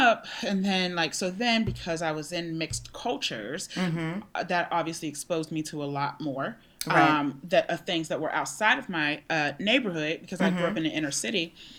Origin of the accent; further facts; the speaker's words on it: Pittsburgh, Pennsylvania, United States; In Pittsburgh.